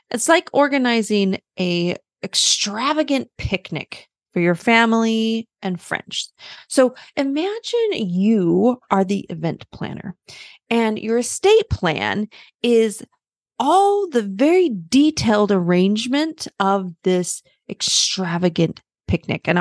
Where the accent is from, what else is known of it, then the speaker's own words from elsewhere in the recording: Germany; born there; So I was born in Germany. My dad was in the military, and and my younger sister was also born in Germany.